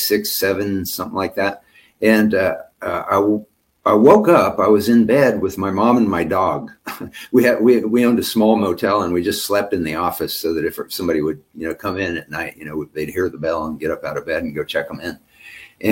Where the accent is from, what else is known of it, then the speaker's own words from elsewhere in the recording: Ellis, Kansas, United States; I grew up in Western Kansas, in Ellis, Kansas, and it was a population of 2,000